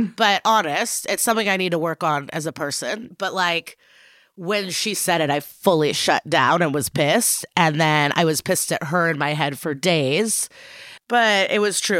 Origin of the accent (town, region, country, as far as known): Chicago, Illinois, United States; born or raised there; also born or lived in Odessa, Ukraine / Skokie, Illinois